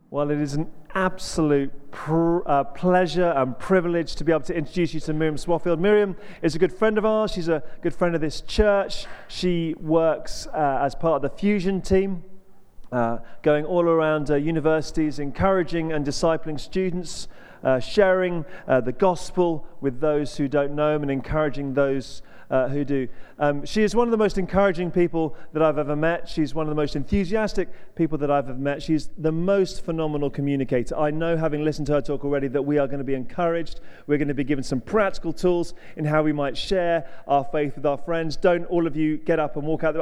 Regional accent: Hertfordshire, East of England, United Kingdom; now in York, United Kingdom; I'm from Hertfordshire, live in York, travel all over.

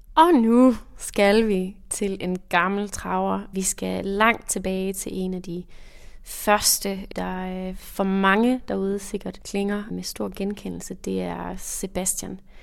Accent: Jutland, Denmark; moved away as an adult; also born or lived in Aarhus; now in Copenhagen, Denmark; Jeg kommer fra Jylland, som man måske kan høre, og øh, flyttede så senere til København

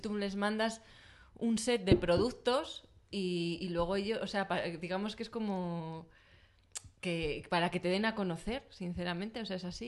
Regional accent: León, Castile and León, Spain; moved away; yo soy de León y voy a León mucho

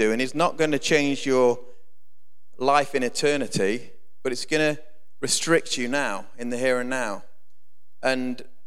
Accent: Grantham, East Midlands, United Kingdom; also born or lived in Keyworth; I came from Grantham, and we got escorted to... brought to Keyworth from Grantham very abruptly through a bad family situation

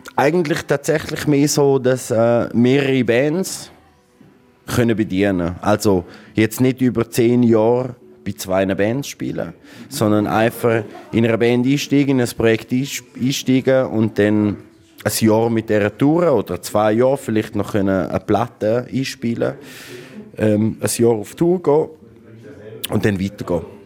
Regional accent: Graubünden, Switzerland; now in Berlin, Germany; als Bündner

